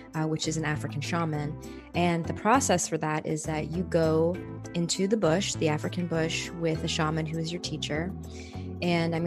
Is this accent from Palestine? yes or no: no; Canada; the place that I was born in Canada